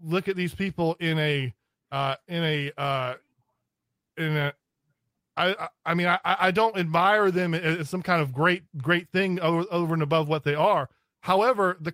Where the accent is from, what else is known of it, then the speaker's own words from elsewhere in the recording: the South, United States; I'm from the South, I'm Scots Irish.